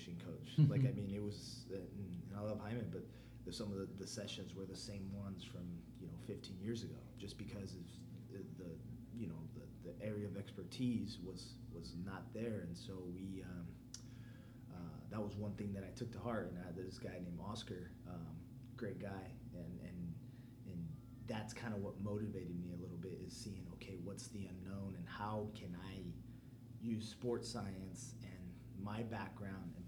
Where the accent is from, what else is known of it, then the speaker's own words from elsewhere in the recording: Fresno, California, United States; also born or lived in San Jose, California; born in San Jose, California, Santa Clara to be specific, but grew up in Fresno